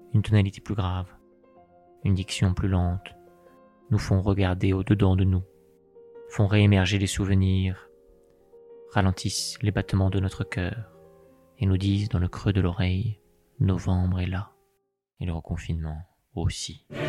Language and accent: French; France; quand on est français